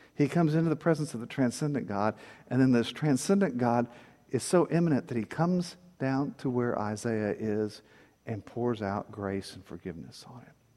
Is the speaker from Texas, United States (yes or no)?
yes; Corpus Christi, Texas, United States; when I was a kid growing up in First Church Corpus